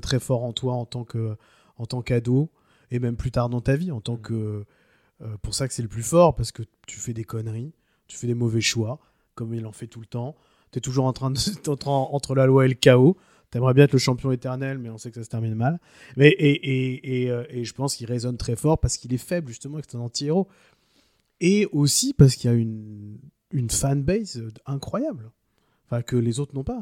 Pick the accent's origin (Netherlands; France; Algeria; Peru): France; chez nous en France